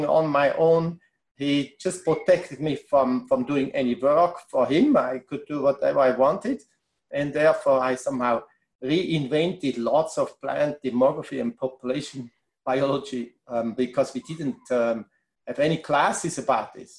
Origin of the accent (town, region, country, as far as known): Switzerland; English is a second language; moved away as an adult; also born or lived in Bangor, Wales